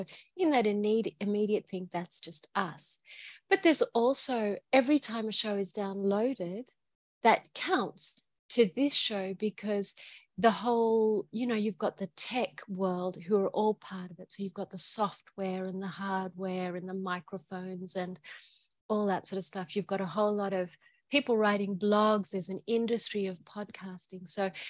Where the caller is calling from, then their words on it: Queensland, Australia; I'm calling from Aboriginal country called Gubbi Gubbi, and I'm in Queensland in Australia.